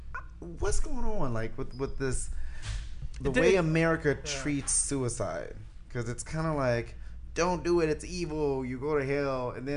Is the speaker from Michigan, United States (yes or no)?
yes; Detroit, Michigan, United States; now in Arizona, United States; I'm from Detroit, and I talk like this.